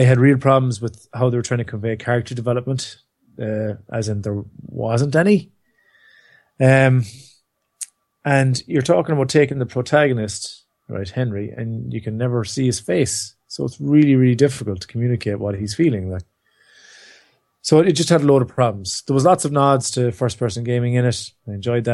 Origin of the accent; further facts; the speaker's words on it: Ireland; we're Irish